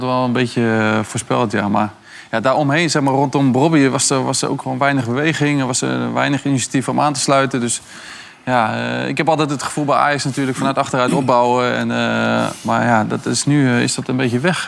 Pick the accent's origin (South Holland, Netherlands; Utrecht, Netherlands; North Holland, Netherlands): South Holland, Netherlands; Rotterdam; als echte Rotterdammer